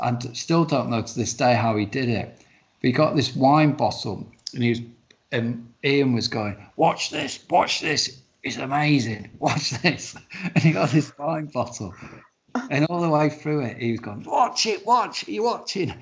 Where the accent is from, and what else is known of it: the north of England, United Kingdom